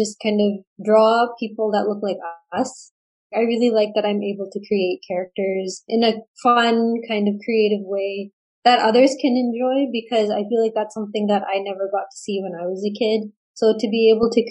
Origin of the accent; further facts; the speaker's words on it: Surrey, British Columbia, Canada; also born or lived in Burnaby, BC; I was born and raised in Surrey, BC.